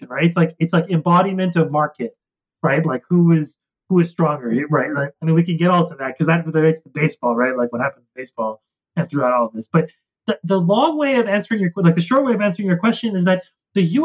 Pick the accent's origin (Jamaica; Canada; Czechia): Canada; also born or lived in United States; as a Canadian.